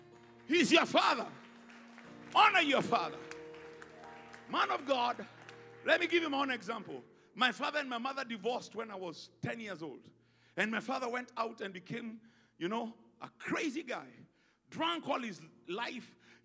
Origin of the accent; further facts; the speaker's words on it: Ghana; You know, I'm Ghanaian.